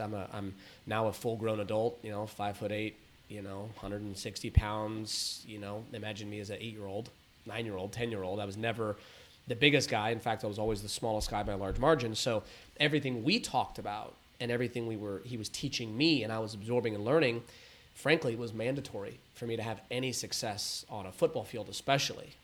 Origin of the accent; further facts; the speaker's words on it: San Diego and Los Angeles, Southern California, United States; grew up between San Diego and Los Angeles and, and all around